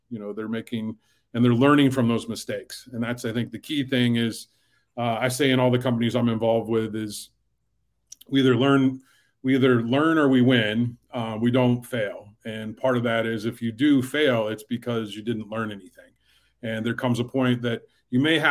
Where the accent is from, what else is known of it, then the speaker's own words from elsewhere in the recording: Fort Wayne, Indiana, United States; I grew up in Fort Wayne, Indiana